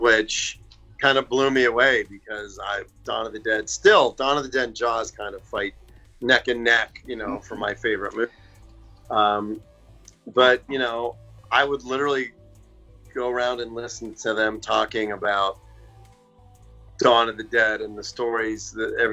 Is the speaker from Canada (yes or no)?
no; Pittsburgh, Pennsylvania, United States; moved away; also born or lived in Atlanta / Los Angeles; I'm from Pittsburgh